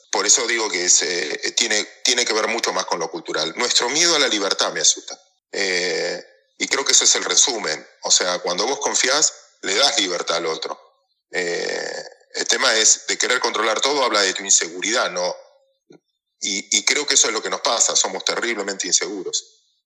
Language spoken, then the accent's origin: Spanish; Mar del Plata, Buenos Aires Province, Argentina; Yo soy de Mar del Plata